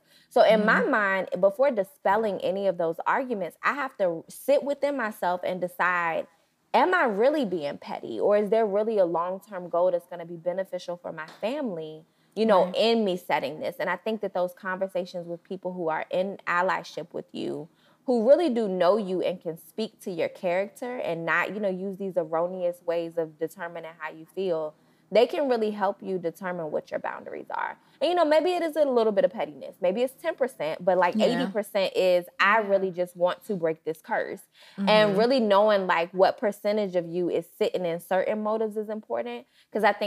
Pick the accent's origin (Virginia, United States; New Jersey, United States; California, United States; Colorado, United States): Virginia, United States; Portsmouth; moved away as an adult; now in Nashville, United States; our home is in Virginia. So we're both from Portsmouth, Virginia, 757